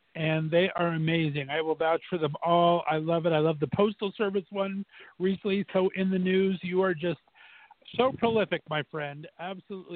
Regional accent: Fullerton, California, United States; where I grew up in Fullerton, California, there in SoCal

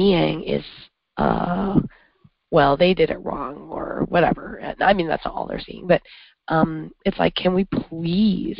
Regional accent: Canada; also born or lived in upstate New York; now in New York, United States; I'm from Canada, and all of Canada is north of here.

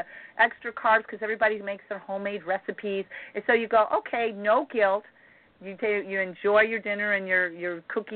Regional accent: Midwest, United States; I'm from the Midwest

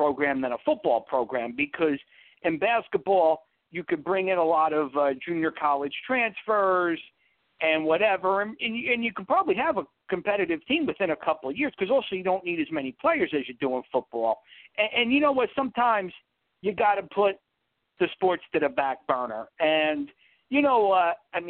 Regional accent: the New York area, United States; where I grew up in the New York area is more about pro sports.

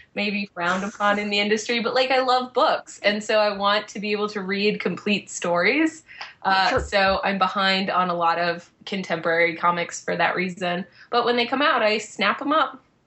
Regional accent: Boston, Massachusetts, United States; I'm from Boston

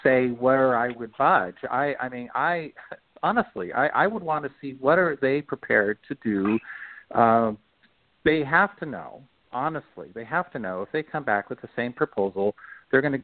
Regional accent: Montana, United States; also born or lived in Seattle, Washington / Hong Kong; now in Bainbridge Island, United States; I am from Montana originally, so coal strip is there

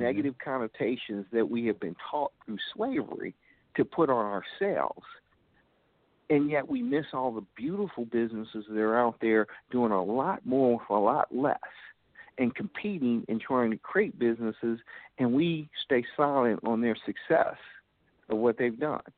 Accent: Gary, Indiana, United States; I grew up in Gary, Indiana

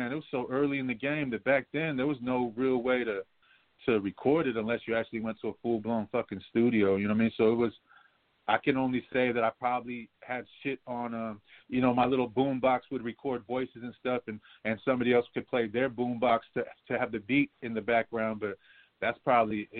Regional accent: San Francisco, California, United States; I'm coming from Frisco

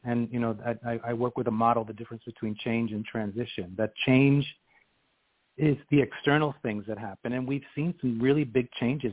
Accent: New York City, New York, United States; moved away as an adult; now in Washington, D.C., United States; my roots growing up in Queens, New York

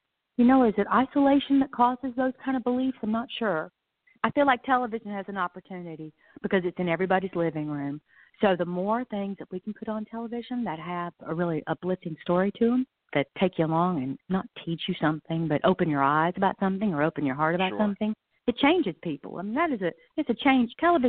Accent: the South, United States; moved away; also born or lived in New York City; I do remember growing up in the South

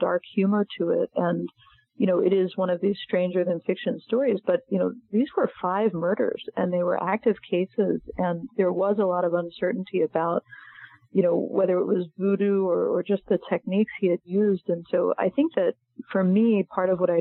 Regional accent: Maryland, United States; I'm from Maryland, but not from Alabama

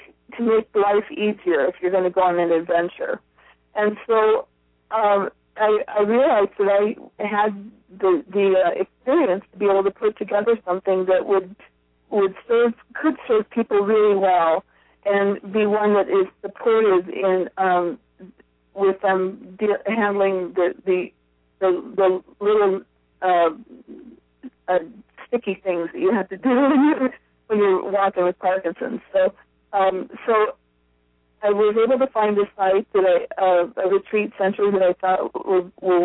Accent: Iowa, United States; also born or lived in Hawaii; now in Portland, United States; I grew up in a small town in Iowa

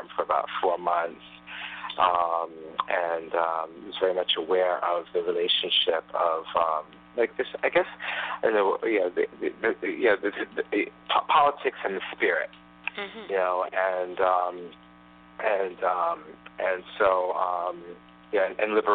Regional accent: Tanzania; moved away; when I was growing up in Tanzania

